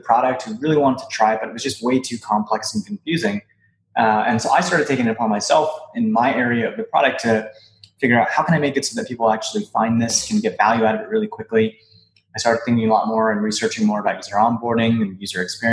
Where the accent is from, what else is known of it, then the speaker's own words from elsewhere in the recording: Hawaii, United States; moved away as an adult; now in Boston, United States; I'm originally from Hawaii, and I've been an island boy all my life. I moved out here to Boston to go to school